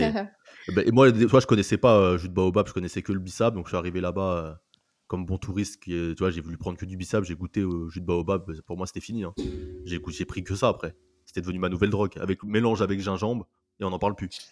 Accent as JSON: {"language": "French", "country": "France", "said": "en tant que Français"}